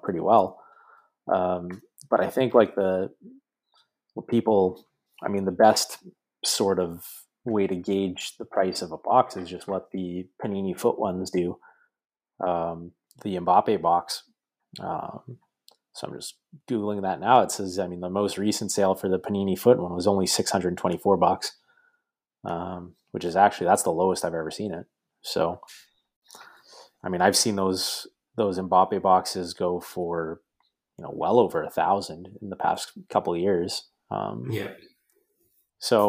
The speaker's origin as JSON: {"language": "English", "country": "Canada", "tie": "born or raised there", "said": "to be a soccer fan in Canada and just my kind of experience growing up"}